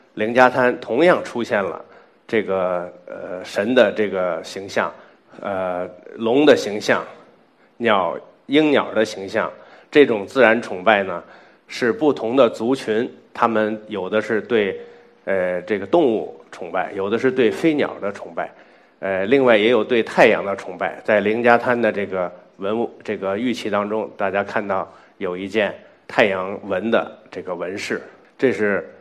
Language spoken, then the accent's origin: Chinese; China; 我们中国这块土地上的人也有可能是独立发展起来的一支人群